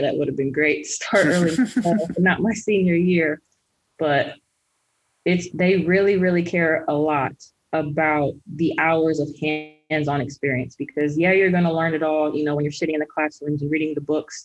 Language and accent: English; Kansas City, Missouri, United States; also born or lived in Columbia, Missouri; I am originally from Kansas City, Missouri, born and raised